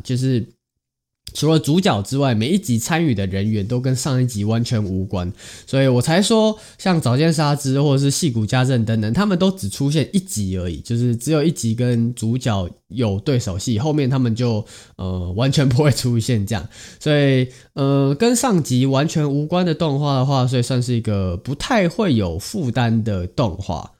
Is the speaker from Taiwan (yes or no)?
yes; Taiwan; 身为台湾人